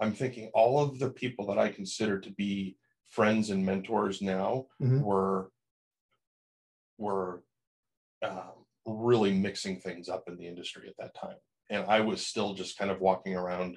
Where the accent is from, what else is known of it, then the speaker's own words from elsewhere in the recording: New Hampshire, United States; moved away as an adult; also born or lived in Chicago / Los Angeles; growing up in New Hampshire, Boston was sort of my stomping grounds on the weekend